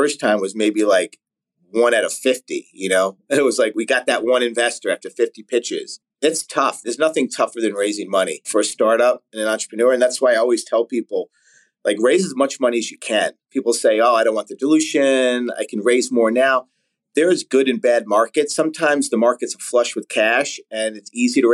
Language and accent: English; New York City, New York, United States; I grew up in Staten Island, New York